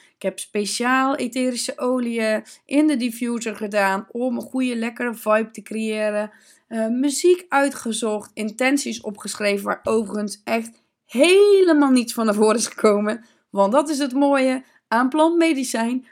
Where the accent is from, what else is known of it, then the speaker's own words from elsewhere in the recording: Zeeland, Netherlands; Ik kom uit Zeeland. Ik ben natuurlijk geboren bij de zee.